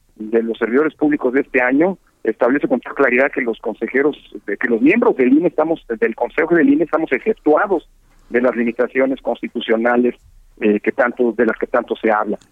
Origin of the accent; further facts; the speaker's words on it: Mexico; nuestro país